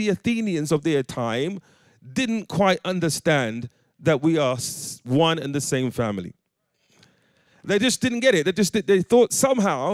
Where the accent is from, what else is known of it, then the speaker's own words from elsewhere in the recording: London, United Kingdom; moved away as an adult; now in Coventry, United Kingdom; growing up in the East End of London